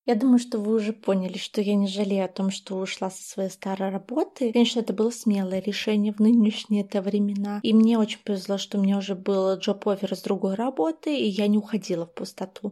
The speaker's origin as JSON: {"language": "Russian", "town": "Vitebsk", "region": "Vitebsk Region", "country": "Belarus", "tie": "born or raised there", "also_born_or_lived": "Minsk", "moved": "as an adult", "lives_now": "Brest, Belarus", "said": "сама я родом из Витебска, и после того, как я закончила БГУшный журфак в Минске, я уже бодро переехала в Брест, где сейчас живу и работаю"}